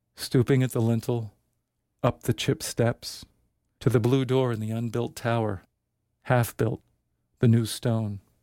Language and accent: English; San Francisco, California, United States; moved away; I'm from San Francisco. I lived there for many years